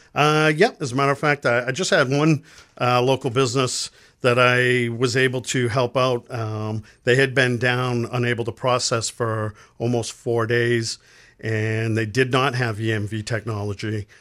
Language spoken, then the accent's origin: English; Lewiston, Maine, United States; born and raised in Lewiston, Maine